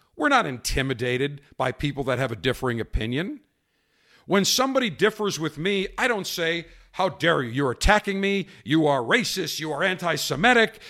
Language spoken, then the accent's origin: English; United States; being American